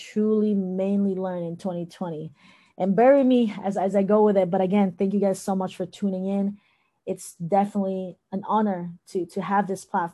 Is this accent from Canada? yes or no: no; Thailand; moved away; also born or lived in Philippines; I was born in the Philippines, but I grew up in Thailand.